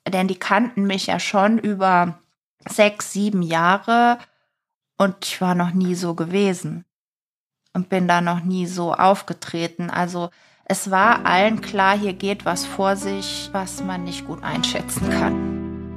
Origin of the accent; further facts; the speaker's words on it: Eifel, Germany; in meiner Heimatstadt, äh, in der Eifel